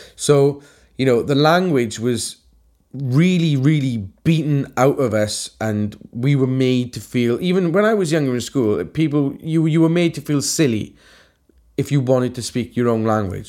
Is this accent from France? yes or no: no; Wales, United Kingdom